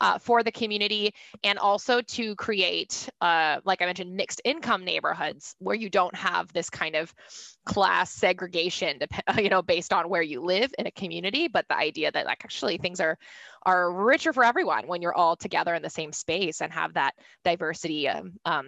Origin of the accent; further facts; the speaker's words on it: Tacoma, Washington, United States; I grew up in the Tacoma area in general